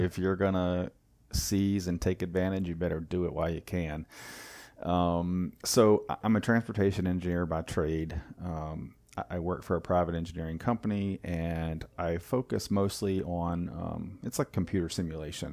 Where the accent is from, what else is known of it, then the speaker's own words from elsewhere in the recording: Wilmington, North Carolina, United States; moved away as an adult; also born or lived in Germany / Raleigh, North Carolina; I grew up in Wilmington, um, and then moved to Raleigh, obviously, for school